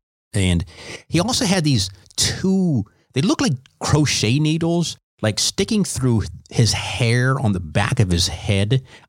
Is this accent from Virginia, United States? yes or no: yes; Fauquier County, Virginia, United States; moved away as an adult; I was from Fauquier County. I didn't know anything about anything.